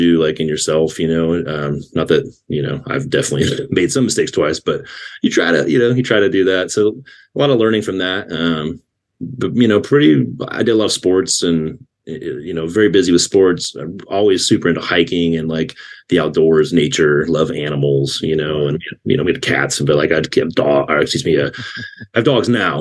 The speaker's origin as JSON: {"language": "English", "town": "Napa", "region": "California", "country": "United States", "tie": "born or raised there", "also_born_or_lived": "Roseville, California", "said": "I grew up just outside of Oakland, California, in San Francisco, when I was a kid, in a little small town called Napa"}